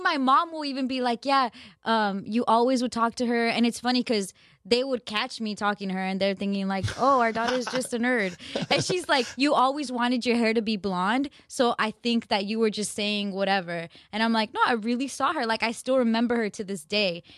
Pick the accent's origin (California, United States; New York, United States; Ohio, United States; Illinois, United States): California, United States; Glendale; in L A, in my, where I grew up in Glendale